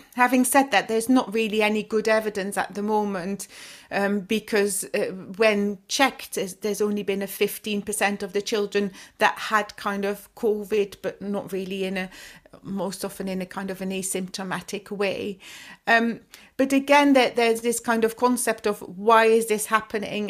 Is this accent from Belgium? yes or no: yes; Flemish-speaking part of Belgium, Flanders, Belgium; moved away as an adult; also born or lived in Leuven, Belgium / Brussels, Belgium; now in London, United Kingdom; I'm from the Flemish speaking part of, of Belgium